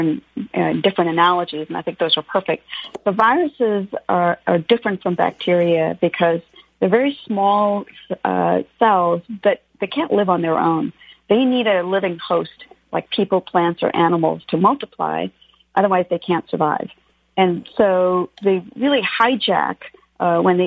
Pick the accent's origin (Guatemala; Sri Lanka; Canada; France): Canada; moved away as an adult; also born or lived in India; now in Los Angeles, United States; I grew up both in India when I was a kid and then in Canada